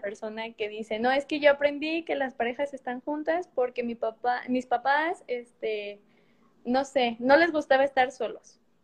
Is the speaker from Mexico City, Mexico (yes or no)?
no; Morelia, Michoacán, Mexico; Estudié en la Universidad de Morelia y pues por ende soy de Morelia